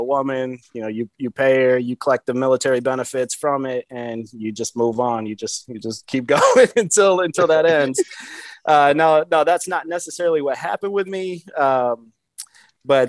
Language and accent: English; Michigan, United States; moved away as an adult; also born or lived in Hawaii / Las Vegas / Seattle / Pennsylvania; born and raised in Michigan